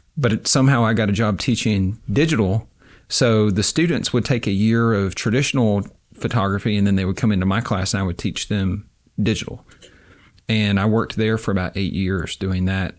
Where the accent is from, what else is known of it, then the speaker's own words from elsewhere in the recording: Avery County, Western North Carolina, United States; moved away as an adult; also born or lived in Durham, North Carolina / Kunshan, China; now in Oxford, Mississippi, United States; I was born in Western North Carolina in a very small rural county, uh, Avery County.